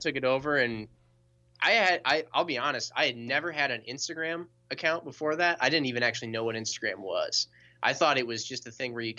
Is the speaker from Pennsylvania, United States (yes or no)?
no; Middleton, Wisconsin, United States; But I started back when we were in Middleton. I'm from Middleton myself.